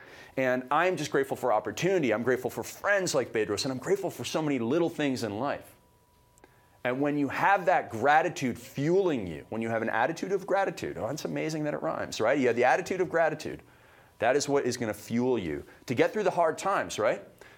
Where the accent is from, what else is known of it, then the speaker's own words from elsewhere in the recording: Canada; I came from Canada. It's like a little mini America, right?